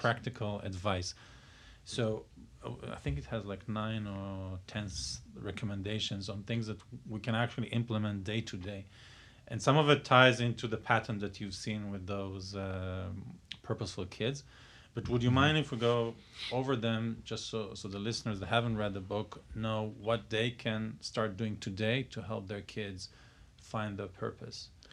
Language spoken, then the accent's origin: English; Israel; moved away; I'm from Israel